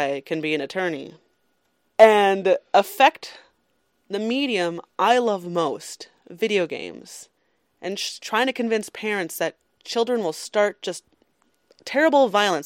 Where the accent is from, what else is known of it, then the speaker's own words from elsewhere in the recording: Minnesota, United States; moved away; I come from Minnesota, and we didn't have a gaming community in Minnesota.